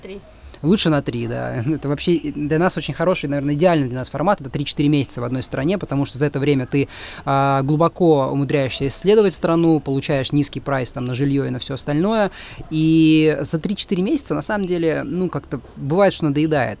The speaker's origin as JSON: {"language": "Russian", "country": "Russia", "moved": "as an adult", "said": "мы русские, да, мы из России"}